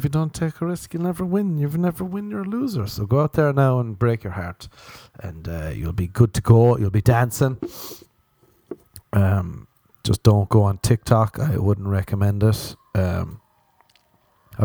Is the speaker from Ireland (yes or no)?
yes; Ireland; growing up in Ireland